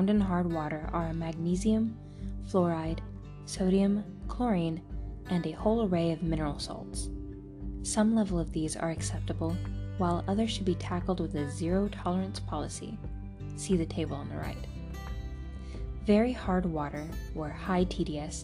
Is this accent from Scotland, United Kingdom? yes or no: no; Cornwall, South West England, United Kingdom; moved away; also born or lived in London; I grew up in Cornwall, in the rural southwest of the UK